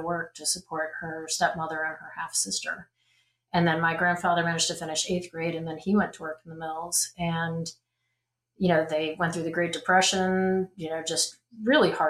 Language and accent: English; Norwich, Connecticut, United States; I grew up in Connecticut. I grew up in a little town called Norwich, Connecticut.